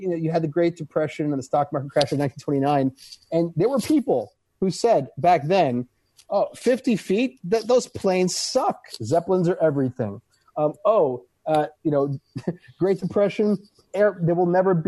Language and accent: English; New York City, New York, United States; as a New Yorker